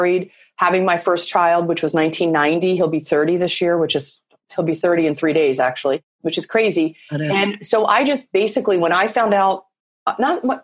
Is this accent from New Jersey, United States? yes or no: no; Philadelphia, Pennsylvania, United States; moved away; also born or lived in Boston; I grew up in Philadelphia. My dad was an executive and we had very deep roots in Philadelphia.